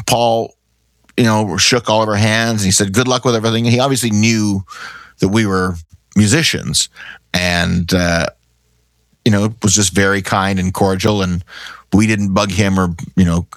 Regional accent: Canada; We're from Canada.

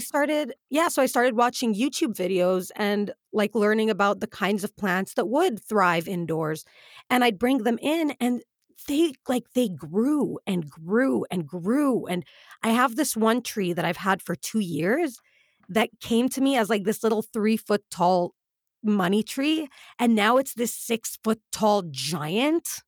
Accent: United Arab Emirates; we grew up in the Emirates

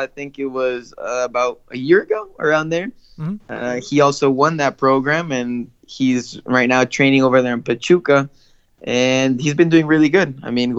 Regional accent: Santa Rosa, California, United States; now in Monterrey, Mexico; I'm originally from Santa Rosa, California, a small town north of San Francisco. And I got the chance to come play over here in Monterey

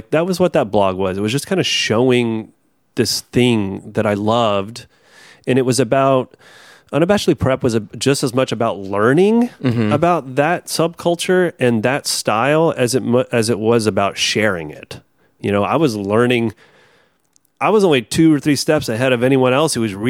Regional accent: the South, United States; We connect over growing up in the South

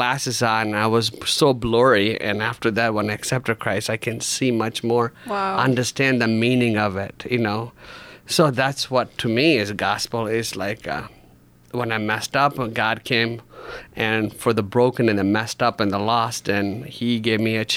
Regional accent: India; also born or lived in Grand Rapids, United States; now in United States; I was born in India, and the Hindu family

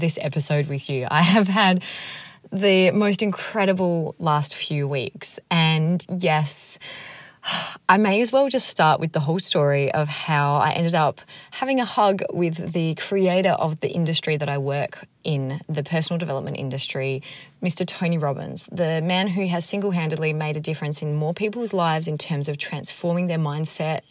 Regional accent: Australia; moved away; I was from Australia

